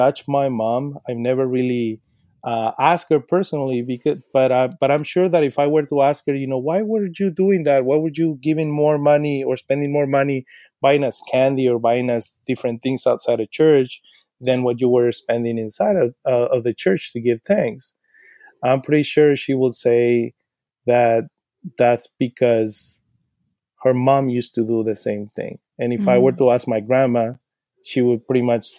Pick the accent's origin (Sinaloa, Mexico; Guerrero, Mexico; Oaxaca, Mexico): Sinaloa, Mexico; English is a second language; moved away as an adult; now in Portland, United States; when I was growing up in Sinaloa, my mom used to take us to church